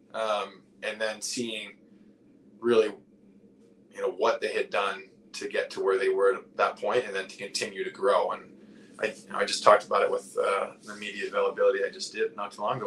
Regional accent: New England, United States; I growing up in New England

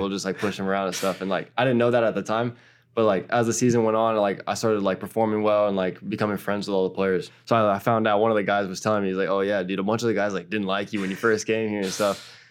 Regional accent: United States; also born or lived in Portugal; now in New York, United States; my home country

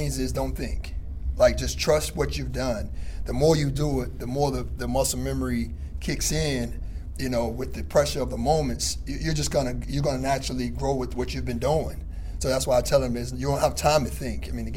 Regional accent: the South, United States; I'm from the South. So just understanding his mindset, being a kid from the South, having been one myself

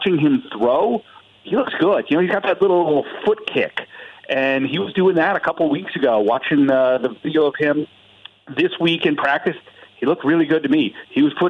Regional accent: Indianapolis, Indiana, United States; I'm from Indianapolis

